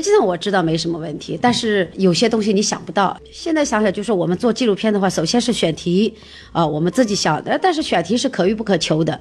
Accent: China; 我们中国人常常说家丑不可外扬

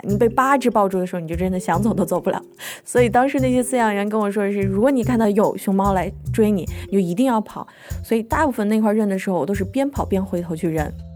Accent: Beijing, China; also born or lived in Henan; now in Kunshan, China; 我老家其实不在北京，虽然我是长在北京吧，但是我爸妈他们原来是从河南来的

